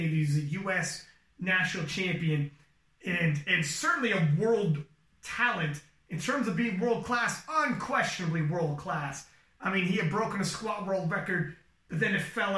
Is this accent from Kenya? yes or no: no; Canada; I'm Canadian